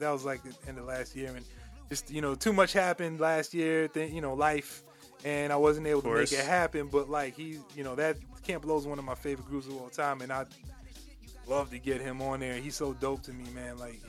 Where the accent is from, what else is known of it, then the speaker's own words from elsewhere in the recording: Uniondale, New York, United States; moved away as an adult; also born or lived in Queens, New York / North Carolina; now in Virginia, United States; Originally I was born in Queens, but I was raised in Long Island, the town of Hempstead, more specifically the hamlet of Uniondale, if anyone knows what a hamlet is. I actually grew up right across from the Nassau Coliseum.